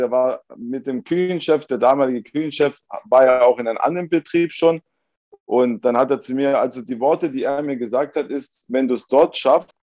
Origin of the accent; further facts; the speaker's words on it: Esslingen, Baden-Württemberg, Germany; Genau, meine, meine Mutter ist aus Sizilien, mein Vater ist aus Sardinien. Mein Bruder und ich, wir sind beide in Esslingen geboren. Also sind meine Eltern sind ganz normal äh, als Gastarbeiter damals nach Deutschland gekommen und äh, wir sind hier geboren.